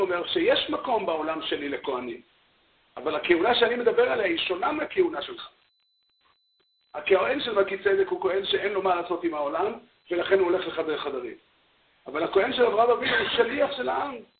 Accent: Safed, Northern District, Israel; אני בתור ילד גדלתי בצפת

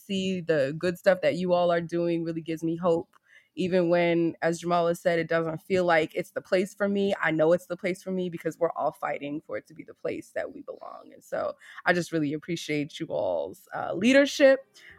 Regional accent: New York, United States; I'm from New York

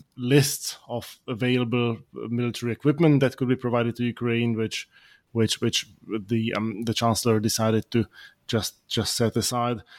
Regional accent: Slovakia; moved away; I'm from Slovakia.

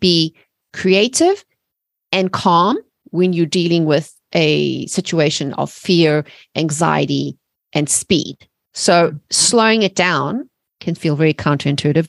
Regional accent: South Africa; moved away as an adult; now in United States; I'm originally from South Africa, and Ameri-, and I've been living in America for seventeen years

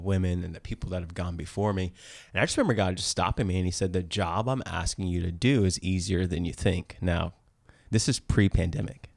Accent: East Coast, United States; also born or lived in Danville, California; now in Bay Area, United States; I'm actually from the East Coast

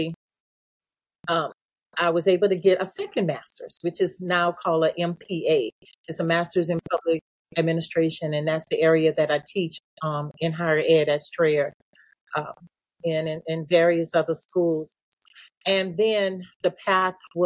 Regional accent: New Orleans, Louisiana, United States; also born or lived in Georgia; I'm from New Orleans. Evacuated to Georgia

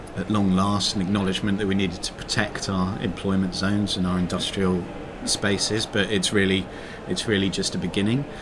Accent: London, United Kingdom; I grew up in South London, in and around these areas

